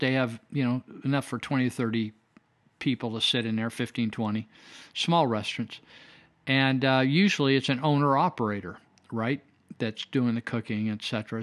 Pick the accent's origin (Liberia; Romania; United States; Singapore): United States; also born or lived in Yuba County, California; I'm American